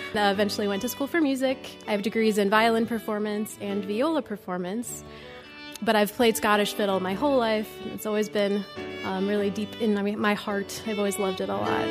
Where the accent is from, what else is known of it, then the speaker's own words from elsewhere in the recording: Chautauqua, New York, United States; moved away as an adult; also born or lived in Cleveland, Ohio; now in Louisville, United States; I grew up in Chautauqua, New York, south of Buffalo